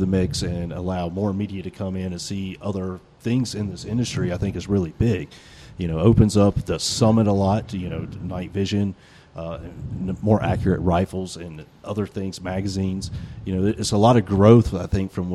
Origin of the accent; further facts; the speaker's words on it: Charlotte, North Carolina, United States; I grew up in Charlotte